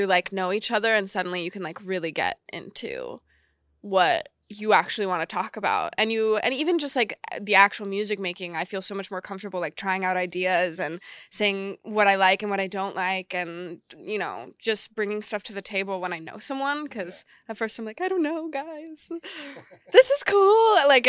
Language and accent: English; Texas, United States; I'm from Texas and I do this stuff